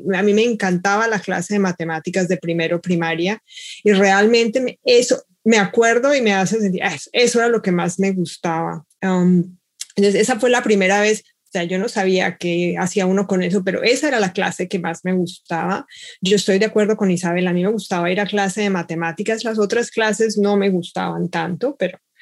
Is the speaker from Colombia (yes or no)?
yes; Bogotá, Colombia; now in Seattle, United States; nací en Bogotá y ahora vivo en Seattle